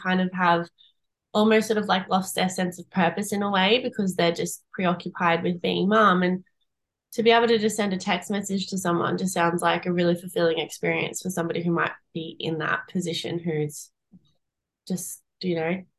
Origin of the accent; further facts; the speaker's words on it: Melbourne, Victoria, Australia; now in Noosa, Australia; I'm originally from Melbourne